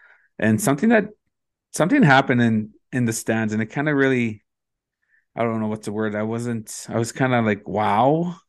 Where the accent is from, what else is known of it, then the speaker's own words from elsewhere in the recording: Ontario, Canada; well, I'm from Treaty 9, you're from Treaty 3